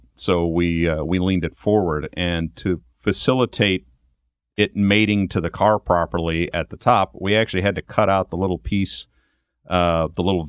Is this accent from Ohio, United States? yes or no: yes; Ohio, United States; moved away; I grew up in Ohio